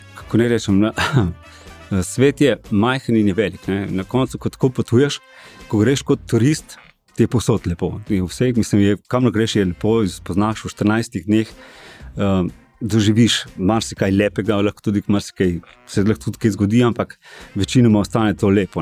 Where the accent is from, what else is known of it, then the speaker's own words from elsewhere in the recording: Ilirska Bistrica, Slovenia; sem drugače iz Dilerske bistrice